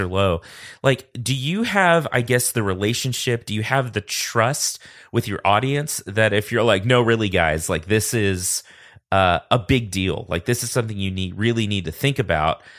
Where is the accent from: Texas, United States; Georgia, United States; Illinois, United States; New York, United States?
Texas, United States; I grew up in Texas